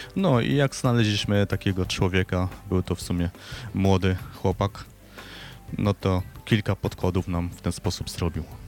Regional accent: Silesian Voivodeship, Poland; ja pochodzę ze Śląska

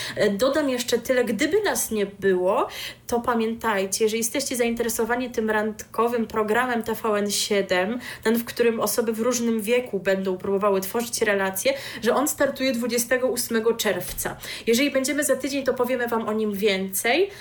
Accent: Pomeranian Voivodeship, Poland; jestem z Pomorza

